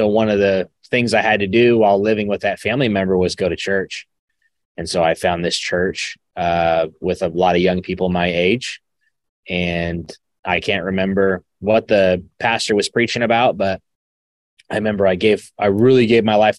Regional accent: Arizona, United States; also born or lived in Fresno, California; I grew up in Arizona. I was born in Fresno, grew up in Arizona

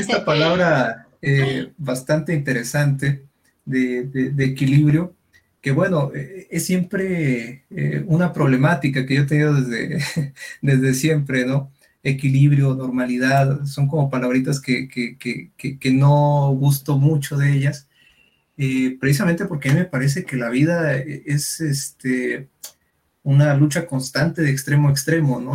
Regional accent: Durango, Mexico; yo soy de Durango

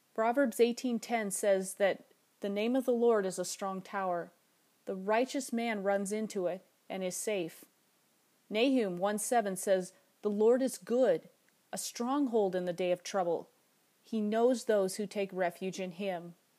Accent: Alaska, United States; my home state of Alaska

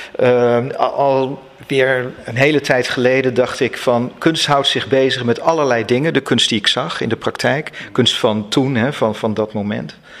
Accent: near Utrecht, Netherlands; ik kom uit de buurt van Utrecht

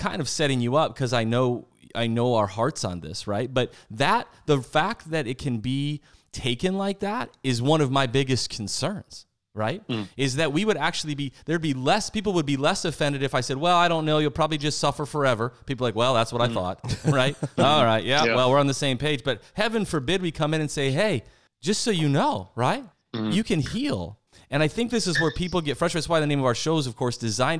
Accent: South Dakota, United States; We're actually both from the Midwest, and I grew up in South Dakota

